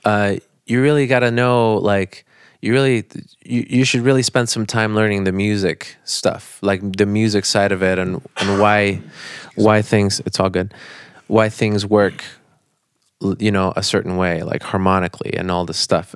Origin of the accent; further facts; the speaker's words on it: Naples, Florida, United States; also born or lived in Bonita Springs, Florida; I, I moved from Naples to, to Bonita Springs, which is in a different county. So then I Um, I went to high school up there